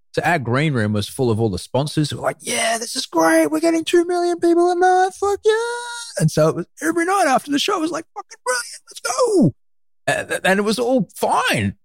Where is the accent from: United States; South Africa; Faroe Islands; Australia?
Australia; Brisbane, Queensland; also born or lived in London; I grew up in Brisbane